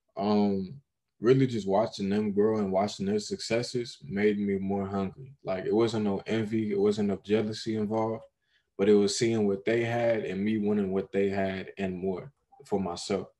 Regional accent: Long Beach, California, United States; born and raised in Long Beach

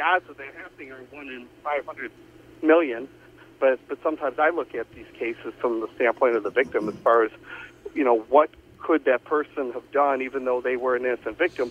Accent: Joliet, Illinois, United States; about five or six houses up the street from where I grew up in Joliet

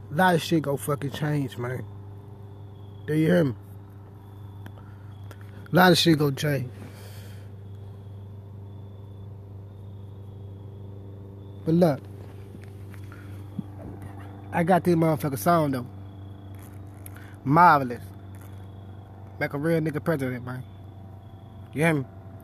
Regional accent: Memphis, Tennessee, United States; I'm from Memphis

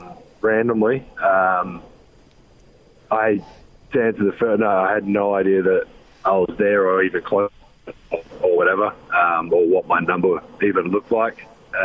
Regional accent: Australia; moved away as an adult; now in United States; growing up in Australia and having Christmas in the summer of 100 and plus degrees and swimming in the pool all day and then having Christmas in the freezing cold snow now.

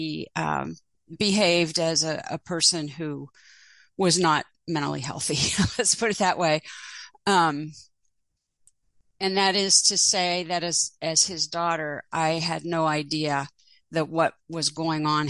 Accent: Pittsburgh, Pennsylvania, United States; I grew up in Pittsburgh, and I was born in 1949

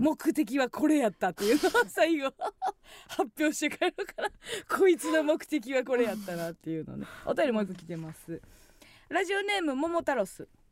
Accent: Kansai, Osaka, Japan; 地元大阪関西での知名度を上げるべく

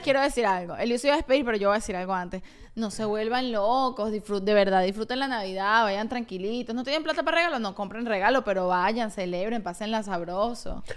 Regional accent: Venezuela; moved away; yo soy una venezolana

